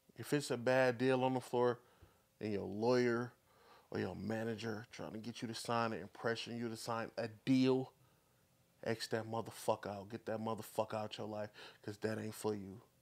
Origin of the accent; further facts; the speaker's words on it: Flint, Michigan, United States; I'm from the north side. This is the north side right here. This the south of Flint